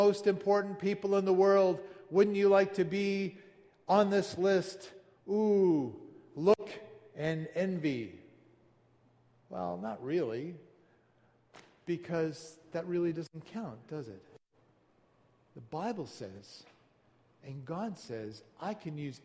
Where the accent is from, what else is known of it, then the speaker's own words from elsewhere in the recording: Stratford, Ontario, Canada; I was born in Stratford, Ontario